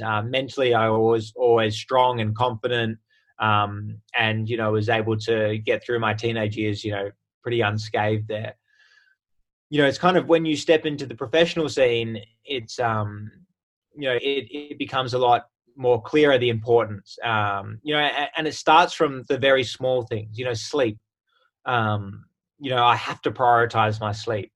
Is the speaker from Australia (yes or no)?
yes; Sydney, New South Wales, Australia; moved away as an adult; also born or lived in United States; I was born and raised in Sydney, but spent uh, six amazing years over in America